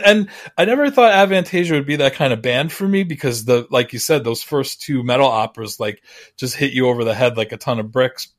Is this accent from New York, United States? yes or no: yes; Long Island, New York, United States; growing up on Long Island.